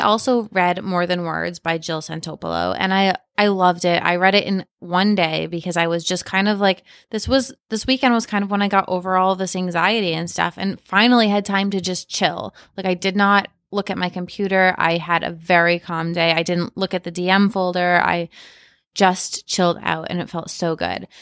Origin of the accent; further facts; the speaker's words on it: Cape Cod, Massachusetts, United States; I'm from Cape Cod